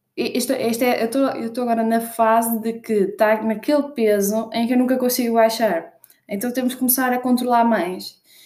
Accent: Norte, Portugal; accent: northern (pronúncia do norte); estou mesmo com pronúncia do norte

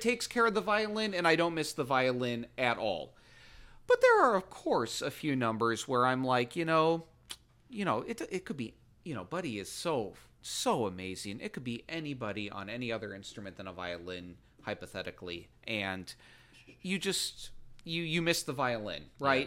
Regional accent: Pinckney, Michigan, United States; moved away; the house that I grew up in in Pinckney

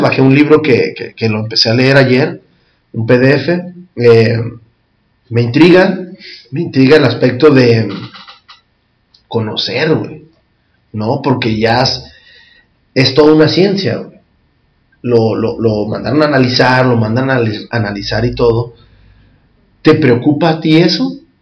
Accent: Mexico; como cultura mexicana o prehispánica

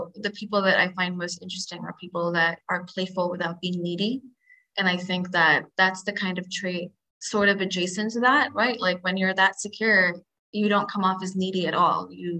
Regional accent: India; Because I mean, I have brown eyes, and I'm Indian. I was surrounded by Indians most of my life.

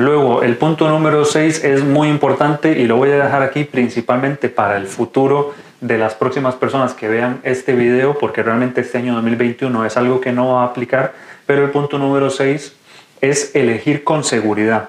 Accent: Costa Rica; moved away as an adult; now in Spain; soy médico de Costa Rica, actualmente residente de quinto año de urología aquí en España

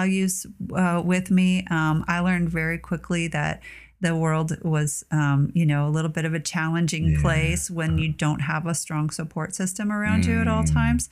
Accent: Port Aransas, Texas, United States; now in Austin, United States; I grew up in Port Aransas, Texas

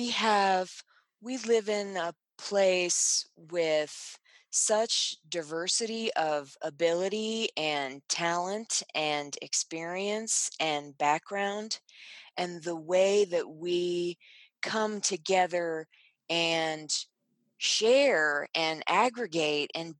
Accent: Richmond, Virginia, United States; moved away as an adult; now in Sun Valley, United States; my hometown of Richmond, Virginia

